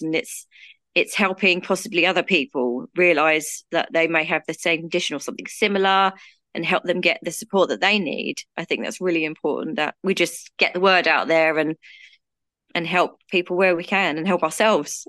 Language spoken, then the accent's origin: English; United Kingdom; I'm from the U K, as you can probably tell from my accent